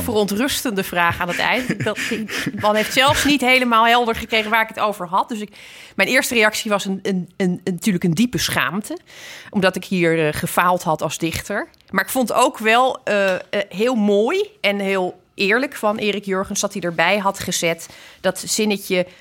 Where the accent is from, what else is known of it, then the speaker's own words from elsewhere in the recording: Zeeland, Netherlands; Ik ben natuurlijk opgegroeid in Zeeland